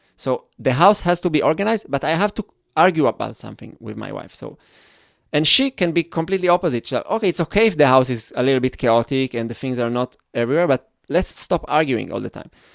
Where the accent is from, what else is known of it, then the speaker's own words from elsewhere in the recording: Israel; English is a second language; I grew up in Israel where there was the whole kibbutz